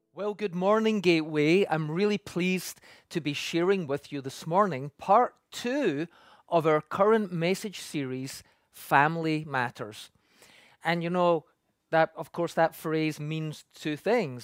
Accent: Scotland, United Kingdom; moved away as an adult; now in Canada; I come from the U K, and when I grew up in Scotland

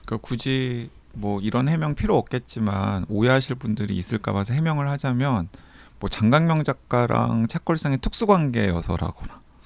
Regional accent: South Korea; moved away; 저는 서남해안의 항구 도시에서 태어났잖아요

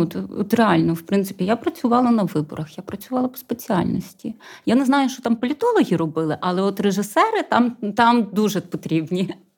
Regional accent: Dubrovytsia, Rivne Oblast, Ukraine; я взагалі з Рівненської області, з такого хорошого бурштинового краю Дубровиці

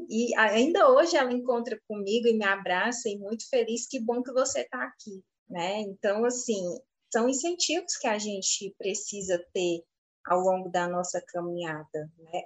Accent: Fortaleza, Ceará, Brazil; nós aqui de Fortaleza, capital, temos um sotaque

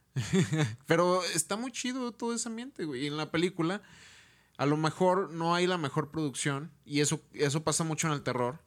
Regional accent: Mexico; somos mexicanos

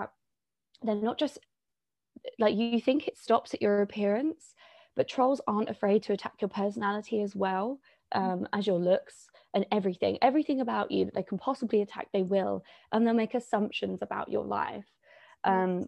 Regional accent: London, United Kingdom; I'm from London, born and bred, and I live here at the moment

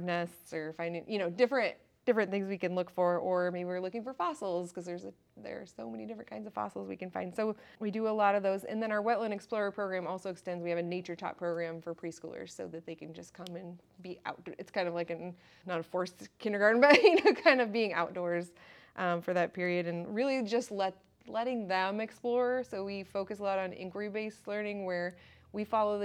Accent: South Central Iowa, United States; now in Northeast Iowa, United States; I'm from South Central Iowa

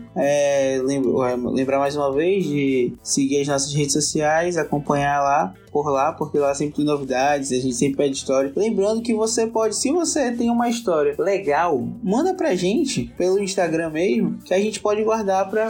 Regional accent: Manaus, Amazonas, Brazil; nós somos de Manaus

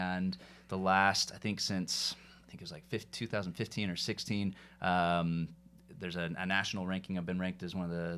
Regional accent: Atlanta, Georgia, United States; now in Utah, United States; So yeah, grew up as the extreme minority in my high school, and then I moved out to Utah and became quickly immersed in the majority and kind of blended in and lost what was my identity growing up in Atlanta and refound myself.

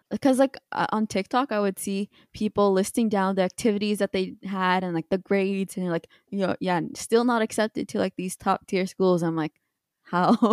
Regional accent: Canada

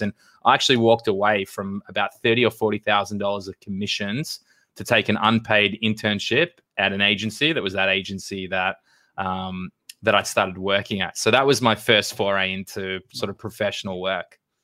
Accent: Australia; moved away as an adult; now in United States; I grew up in Australia.

